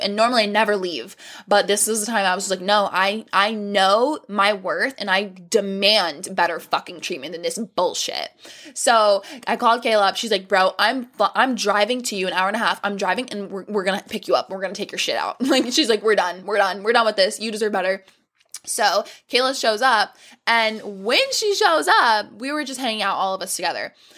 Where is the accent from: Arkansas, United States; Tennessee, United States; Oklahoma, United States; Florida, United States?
Florida, United States; We're from Florida